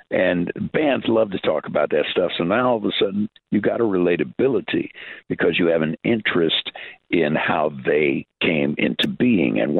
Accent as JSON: {"language": "English", "town": "Schaumburg", "region": "Illinois", "country": "United States", "tie": "born or raised there", "said": "I grew up in Schaumburg, just north of Chicago."}